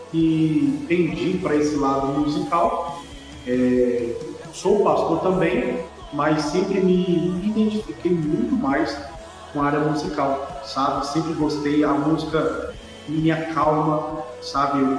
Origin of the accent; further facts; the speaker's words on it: Sete Lagoas, Minas Gerais, Brazil; eu vim da Igreja Católica, é, eu era coroinha da Igreja Católica no bairro onde eu fui criado, aqui em 7, é, em 7 Lagoas.